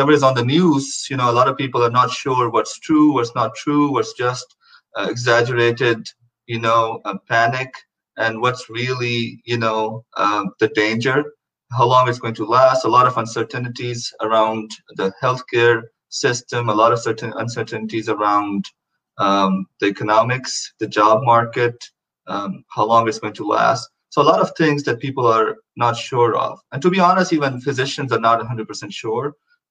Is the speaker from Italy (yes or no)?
no; Pakistan; now in Houston, United States; we're both from Pakistan